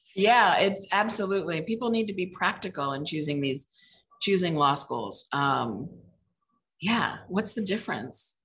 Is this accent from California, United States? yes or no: no; Mishawaka, Indiana, United States; moved away as an adult; now in Cleveland, United States; I'm from Indiana, grew up in Mishawaka, Indiana